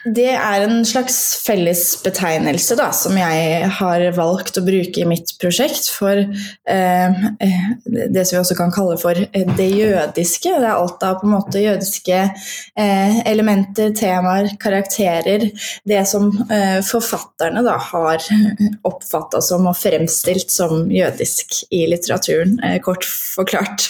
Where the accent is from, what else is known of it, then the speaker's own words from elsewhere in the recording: Fredrikstad, Østfold, Norway; now in Oslo, Norway; jeg er opprinnelig fra Fredrikstad og har bodd i Oslo de siste tolv årene